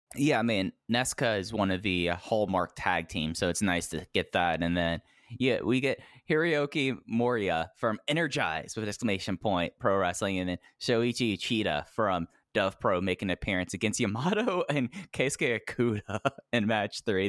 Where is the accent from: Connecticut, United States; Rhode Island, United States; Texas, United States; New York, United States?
Texas, United States; growing up in Texas